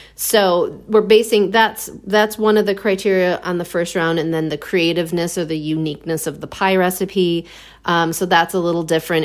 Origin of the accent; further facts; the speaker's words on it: outside of Chicago, Illinois, United States; moved away as an adult; now in Milwaukee, United States; I grew up outside of Chicago, and I, I came up to Milwaukee with my brother